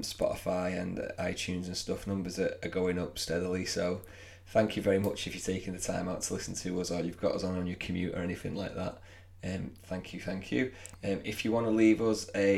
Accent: England, United Kingdom; We're English

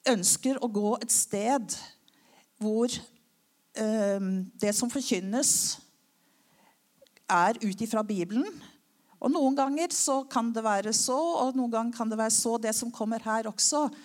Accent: Klepp, Rogaland, Norway; Ehm, selv om eh, dialekta mi ikke tyder på det, så har jeg gått både på Kleppe skole og Kleppe ungdomsskole osv.

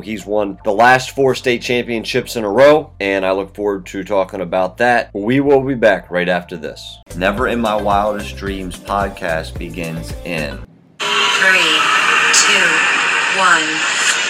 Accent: Baltimore, Maryland, United States; growing up in the Baltimore Catholic League

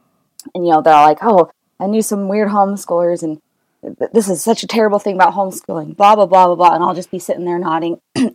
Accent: Pleasant Grove, Utah, United States; born or raised there; also born or lived in American Fork, Utah / Orem, Utah

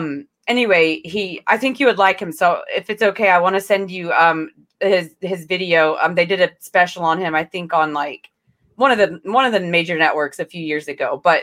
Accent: Tulsa, Oklahoma, United States; So I grew up in Tulsa, Oklahoma, and you know, that's the Bible Belt Central.

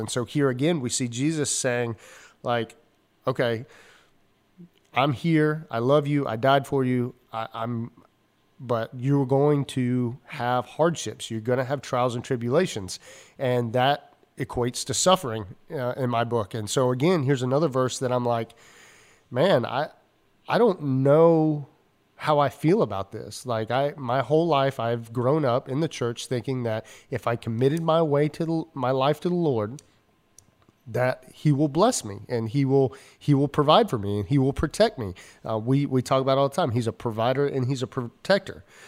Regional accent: Georgia, United States; growing up in the South, I grew up in, uh, Georgia

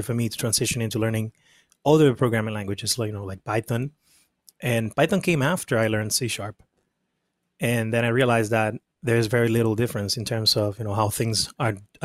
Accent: Dominican Republic; moved away as an adult; now in United States; I was born and raised in the Dominican Republic. I came to the U.S. when I was 19

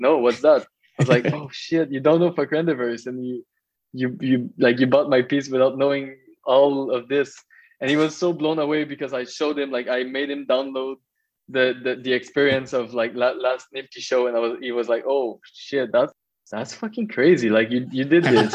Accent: Magog, Quebec, Canada; I'm from Magog, a small town from the eastern township of Quebec

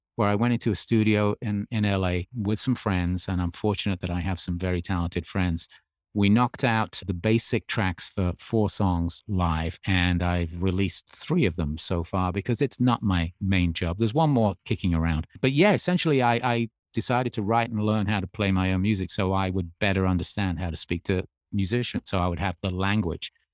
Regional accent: Birmingham, West Midlands, United Kingdom; born or raised there; moved away as an adult; also born or lived in Australia; now in United States

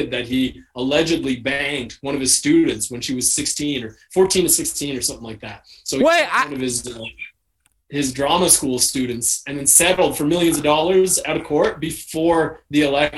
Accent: Canada; I'm Canadian Trump to the people in Toronto.

